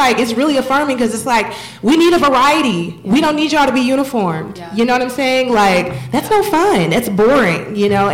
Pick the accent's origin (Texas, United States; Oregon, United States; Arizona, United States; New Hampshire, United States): Texas, United States; moved away; I'm from Texas